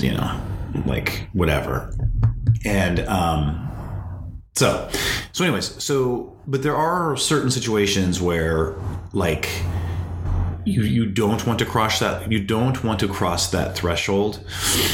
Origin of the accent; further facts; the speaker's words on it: North Dakota, United States; Growing up in North Dakota, there was nothing to do in the winter except for watch movies